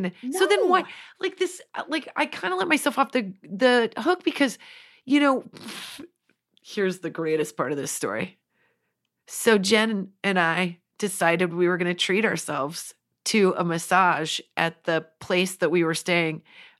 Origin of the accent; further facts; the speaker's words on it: Nebraska, United States; Also, I'm from Nebraska. It's the plains, baby. I am meant to be on the ground.